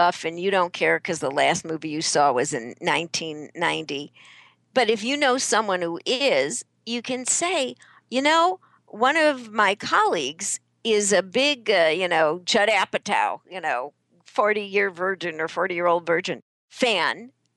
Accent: Chicago, Illinois, United States; moved away; I'm originally from Chicago

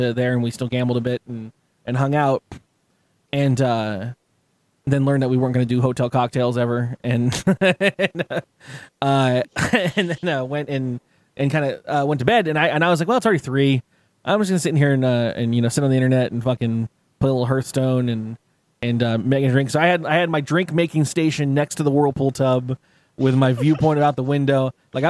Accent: San Diego, California, United States; I'm from San Diego, it's California

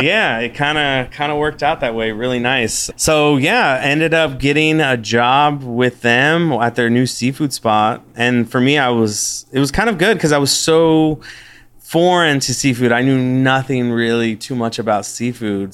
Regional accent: West Covina, California, United States; now in Austin, United States; I was born in West Covina, California, which is in uh, in the San Gabriel Valley in uh, Los Angeles

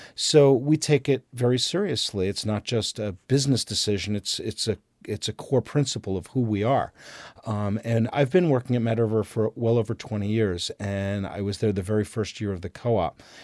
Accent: New Jersey, United States; now in Vermont, United States; I grew up in New Jersey

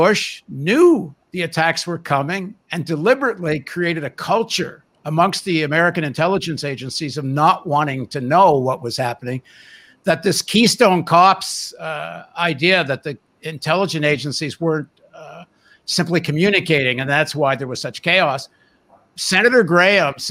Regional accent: Canada; also born or lived in United States; I grew up in Canada, but I'm a dual citizen

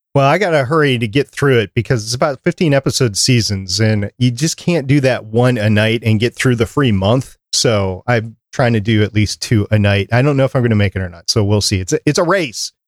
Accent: New York, United States; I was born in New York

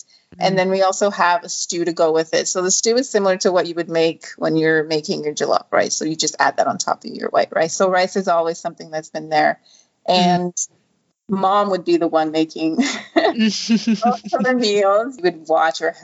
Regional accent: Canada; also born or lived in Nigeria; I grew up in Canada. I was born in Nigeria, and then we still have family back home

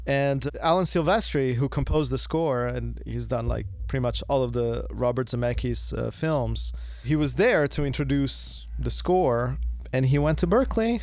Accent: Florence, Tuscany, Italy; moved away; I'm originally from Italy. I was born in Florence, and I was living in Italy

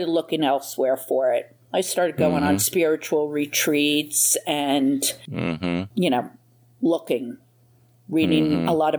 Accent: New Jersey, United States; moved away as an adult; now in Florida, United States; I'm originally from New Jersey, and I've been in Florida just about 2.5 years.

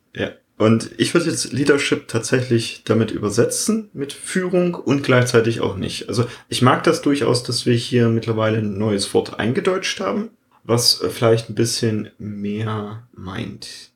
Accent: Germany; als Deutscher

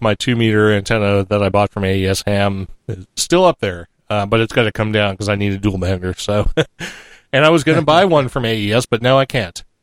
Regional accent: New Hampshire, United States; New Hampshire, I think, and that's my home state.

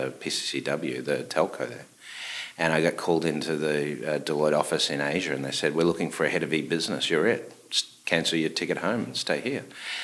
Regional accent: Melbourne, Victoria, Australia; moved away as an adult; also born or lived in Sydney, Australia / New York, United States; now in Connecticut, United States; Melbourne was, when I was growing up, the third largest Greek city by population in the world.

